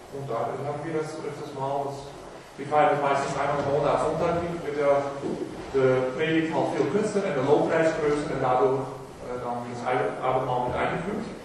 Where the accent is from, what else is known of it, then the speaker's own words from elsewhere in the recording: Netherlands; German is a second language; moved away as an adult; now in Germany; Ich bin in der Gemeinde groß geworden in Mittelande. Jetzt wegen meiner Frau nach Deutschland gezogen